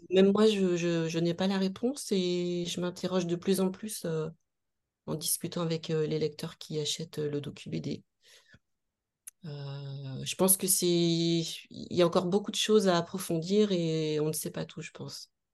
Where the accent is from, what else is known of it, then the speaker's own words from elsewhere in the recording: Nantes, Pays de la Loire, France; je suis nantaise, je suis née à Nantes